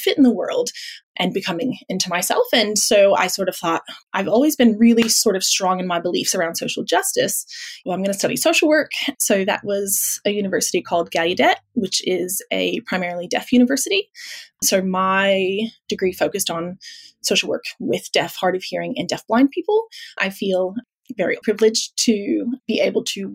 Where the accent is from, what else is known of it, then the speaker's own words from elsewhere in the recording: Midwest, United States; moved away as an adult; now in Melbourne, Australia; in the States, I spent the first 20 so years of my life in the Midwest.